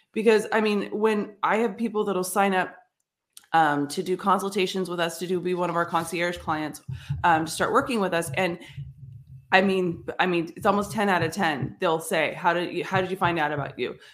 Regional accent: San Jose, California, United States; I grew up in San Jose

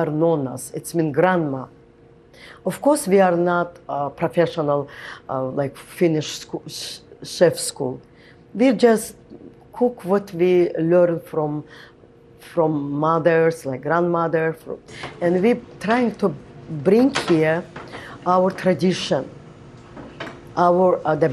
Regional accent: Qusar, Azerbaijan; moved away as an adult; now in New York, United States; I grew up in Azerbaijan

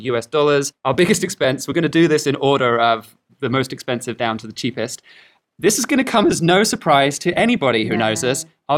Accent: Australia; moved away as an adult; we come from Australia originally

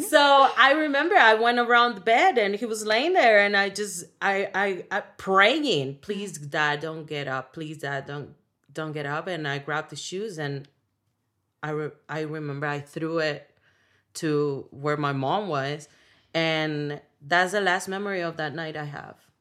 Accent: Dominican Republic; first language Spanish; English is a second language; moved away; I grew up in the Dominican Republic

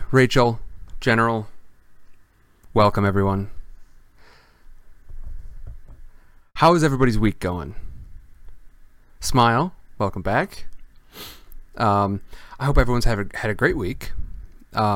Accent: Midwestern United States, United States; moved away; Originally, I am from the Midwestern United States

